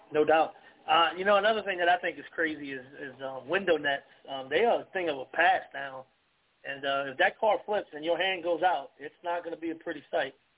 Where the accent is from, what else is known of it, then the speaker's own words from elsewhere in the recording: United States; I'm an American. I love my country.